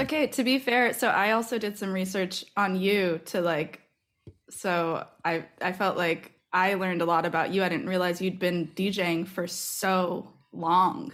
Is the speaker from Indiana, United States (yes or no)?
no; Massachusetts, United States; moved away as an adult; also born or lived in New York; now in Philadelphia, United States; I grew up in Massachusetts